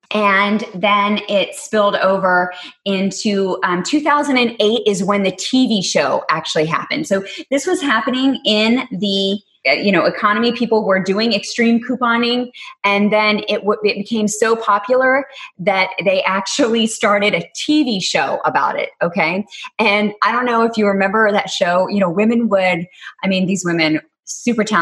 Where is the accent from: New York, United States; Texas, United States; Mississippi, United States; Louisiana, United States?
Texas, United States; accent: Texas; So I have to pay honor to my roots growing up in Texas.